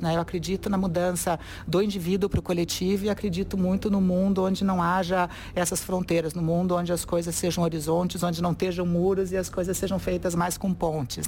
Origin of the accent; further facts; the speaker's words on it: Curitiba, Paraná, Brazil; eu sou de Curitiba, classe média, branca